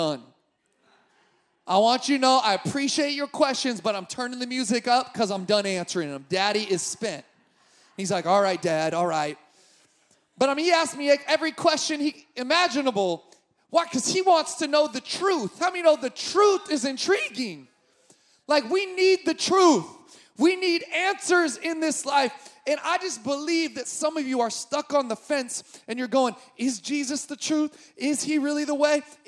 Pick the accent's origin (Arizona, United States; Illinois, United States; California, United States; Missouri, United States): California, United States; Sacramento; I grew up in Sacramento